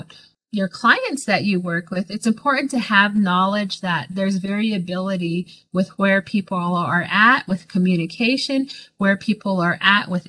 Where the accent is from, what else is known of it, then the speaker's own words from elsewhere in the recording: Blue Gap, Arizona, United States; also born or lived in New Mexico; I am from the communities of Blue Gap, Arizona